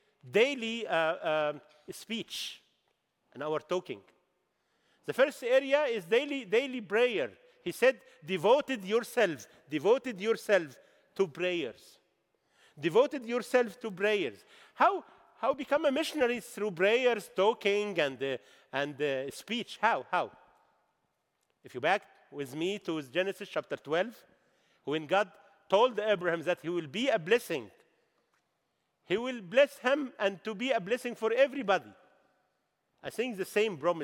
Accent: Egypt; English is a second language; I bring your greeting from the Egyptian church

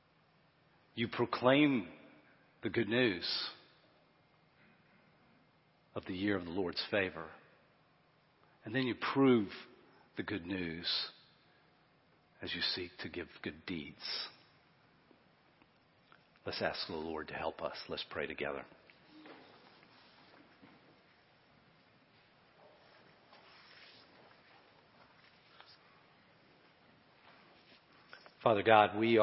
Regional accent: Florence, United States; my hometown, when I look at Florence

